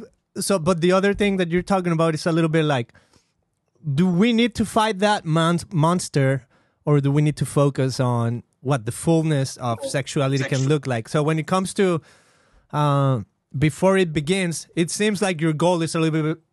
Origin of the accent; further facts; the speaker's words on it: Guadalajara, Jalisco, Mexico; I grew up in Mexico, in Guadalajara, specifically the second largest city, as far as I know, of the country of Mexico.